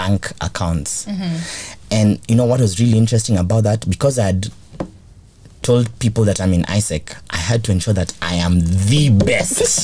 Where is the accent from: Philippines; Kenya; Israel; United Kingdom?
Kenya; also born or lived in Mexico; I'm from Kenya